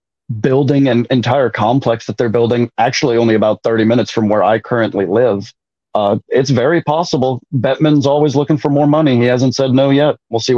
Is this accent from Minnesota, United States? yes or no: yes; New Market, Minnesota, United States; moved away; also born or lived in Atlanta; I grew up in Minnesota. I grew up about half an hour north of the Twin Cities in a little nothing town called New Market